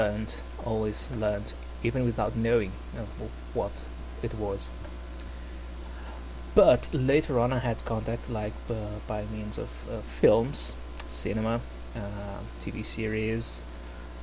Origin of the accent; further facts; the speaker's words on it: Brazil; English is a second language; I'm from Brazil